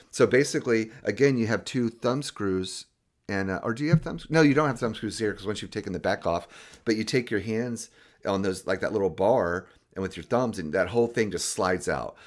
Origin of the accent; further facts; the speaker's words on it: Jacksonville, Florida, United States; I grew up in Jacksonville, Florida